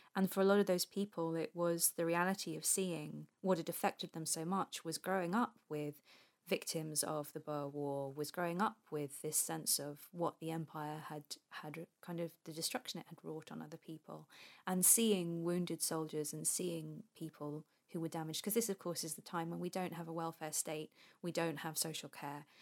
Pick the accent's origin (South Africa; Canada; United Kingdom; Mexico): United Kingdom; England